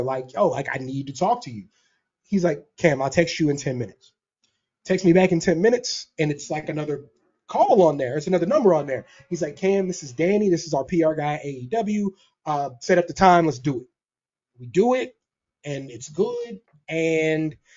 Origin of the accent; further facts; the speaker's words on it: Maryland, United States; me and my brother, we're kids from Maryland